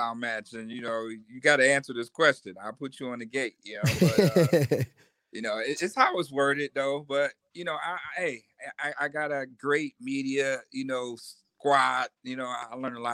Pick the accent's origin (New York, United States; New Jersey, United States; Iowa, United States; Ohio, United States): New York, United States; Buffalo; I'm from Buffalo